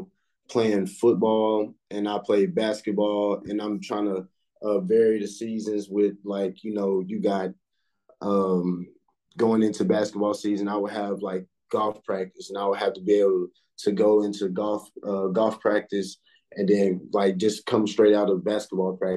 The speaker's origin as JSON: {"language": "English", "town": "Henderson", "region": "Texas", "country": "United States", "tie": "born or raised there", "said": "I'm from Henderson, Texas, you know, East Texas."}